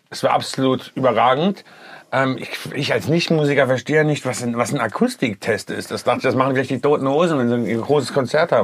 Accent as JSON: {"language": "German", "town": "Kassel", "region": "Hesse", "country": "Germany", "moved": "yes", "lives_now": "Düsseldorf, Germany", "said": "ich komme ursprünglich aus Kassel"}